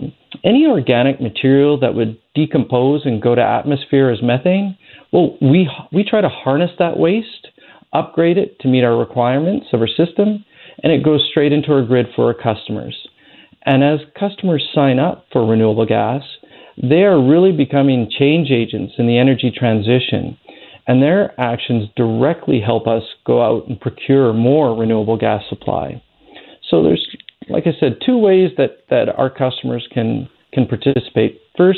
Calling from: Surrey, British Columbia, Canada; I'm calling in from Surrey

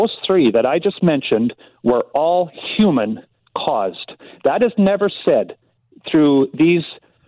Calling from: Kelowna, British Columbia, Canada; I'm phoning from Kelowna.

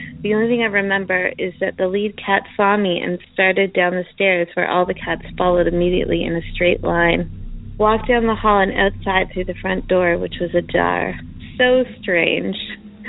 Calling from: Chelsea, Quebec, Canada; I'm calling from Chelsea, Quebec, Canada.

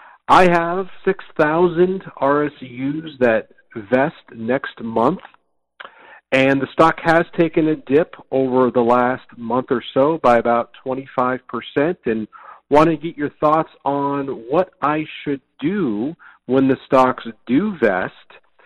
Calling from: Austin, Texas, United States; I'm calling in from Austin, Texas.

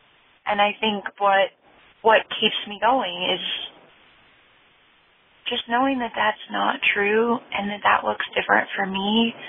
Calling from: Asheville, North Carolina, United States; I'm calling from Asheville, North Carolina.

